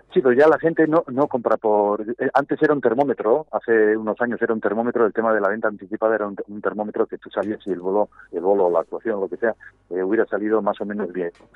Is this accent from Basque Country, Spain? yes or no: yes; Gipuzkoa, Basque Country, Spain; un pueblo que se llama Festoa, bañado por el río Urola